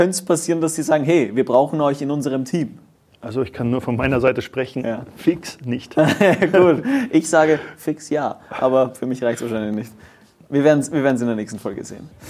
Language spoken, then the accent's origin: German; Germany; Aber ich kann das ja sagen, ich bin Deutscher, aber was wollt ihr?